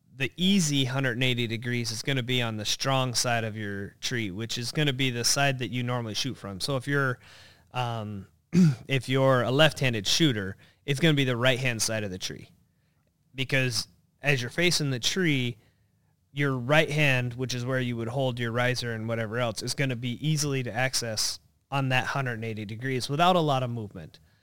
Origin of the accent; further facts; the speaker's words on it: North Idaho, United States; moved away as an adult; now in Minnesota, United States; I grew up in North Idaho, uh, but then right around, uh, ninety-four-ish, I moved out here to go to college and have been a Minnesota resident, uh, ever since